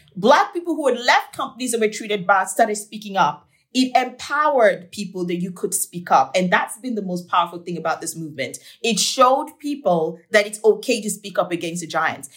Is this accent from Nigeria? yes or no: yes; Nigeria; now in United States; I'm from Nigeria